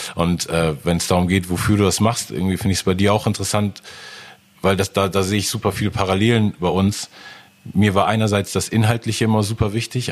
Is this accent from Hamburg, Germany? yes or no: yes; Hamburg, Germany; als Hamburger